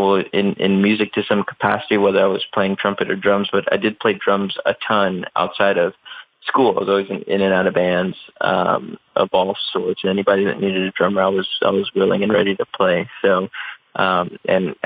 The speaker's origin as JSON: {"language": "English", "town": "Chicago", "region": "Illinois", "country": "United States", "tie": "born or raised there", "said": "growing up in Chicago, obviously massive sports fan"}